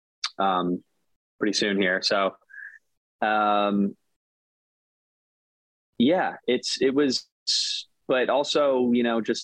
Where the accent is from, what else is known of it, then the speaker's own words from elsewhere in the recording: San Francisco, California, United States; also born or lived in Marin County; I grew up in San Francisco